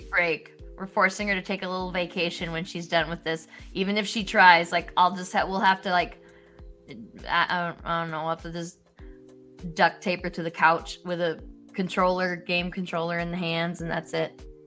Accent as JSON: {"language": "English", "region": "Wisconsin", "country": "United States", "moved": "yes", "lives_now": "Illinois, United States", "said": "I'm from Wisconsin"}